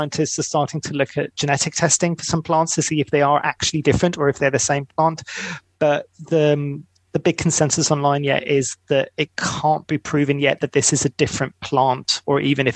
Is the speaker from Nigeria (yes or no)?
no; Greece; moved away; I'm originally from Greece